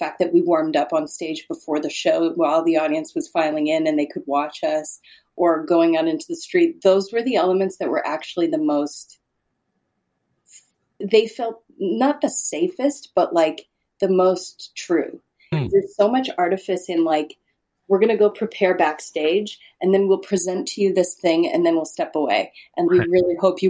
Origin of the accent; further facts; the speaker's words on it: Saskatchewan, Canada; moved away; I grew up in Saskatchewan